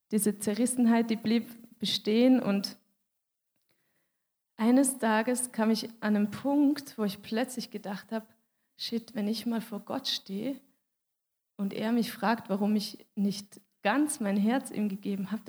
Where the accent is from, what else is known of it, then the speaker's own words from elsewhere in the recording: Switzerland; weil ich bin Schweizerin und ich habe mich für einen Schweizer Weg entschieden